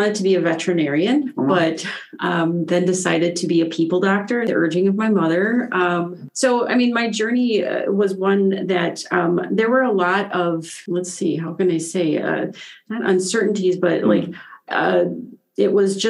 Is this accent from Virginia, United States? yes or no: no; Eland, Wisconsin, United States; I'm from Eland, Wisconsin, population 200, first generation college student.